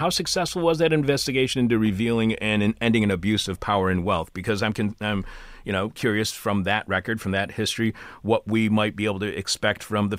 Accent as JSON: {"language": "English", "region": "Michigan", "country": "United States", "moved": "yes", "lives_now": "Chicago, United States"}